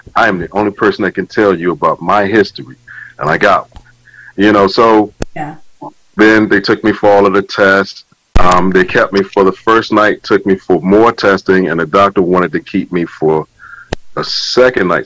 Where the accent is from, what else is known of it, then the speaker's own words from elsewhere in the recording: Virginia, United States; now in Willingboro, United States; my hometown, uh, Southside Regional Medical Center